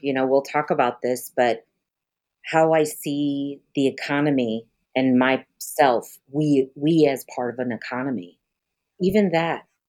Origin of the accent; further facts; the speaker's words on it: Denver, Colorado, United States; also born or lived in Pine Ridge Reservation, South Dakota; now in New Haven, Missouri, United States; I was born in Denver